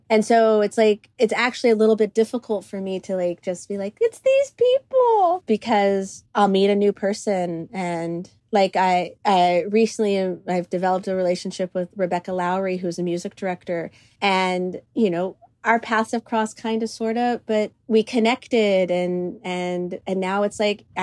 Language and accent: English; Cyprus; now in United States; I had the opportunity to film it in Cyprus, which is my, um, my home country. That's where my my family is from. I'm fir- first generation uh, Cypriot American, so like to have the op- like the ability to film in the country that I mean raised me.